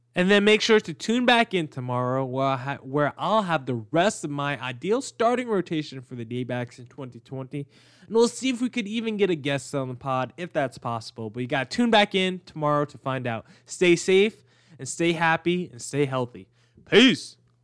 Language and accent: English; New Jersey, United States; I'm from Jersey